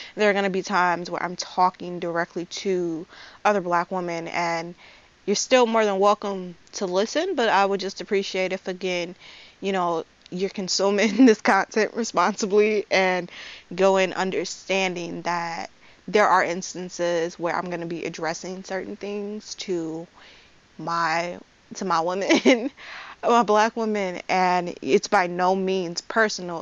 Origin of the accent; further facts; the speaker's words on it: Chicago, Illinois, United States; I am 20 years old and I'm from Chicago